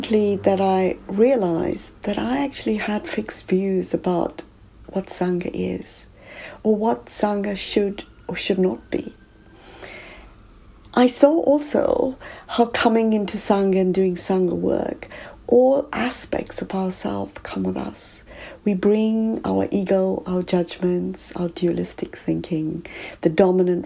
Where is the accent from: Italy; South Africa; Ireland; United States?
South Africa; now in United Kingdom; growing up in South Africa